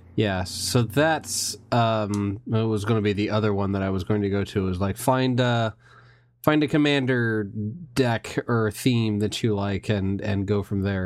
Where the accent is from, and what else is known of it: Indiana, United States